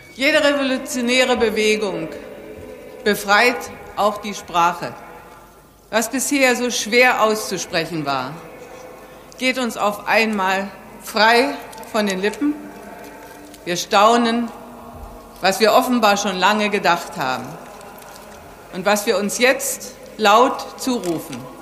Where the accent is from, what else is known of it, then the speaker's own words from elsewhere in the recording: West Germany, Germany; als Westdeutsche